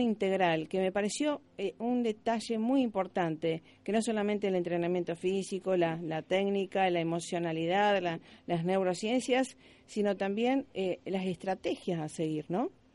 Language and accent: Spanish; Argentina; los argentinos somos este resultadistas